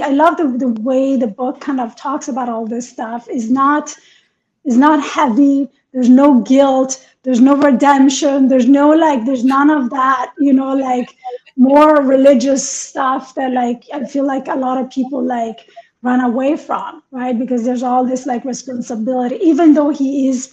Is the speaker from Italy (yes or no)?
yes; Italy; moved away; also born or lived in Iran / New York; I was born in Iran and I was raised in Italy.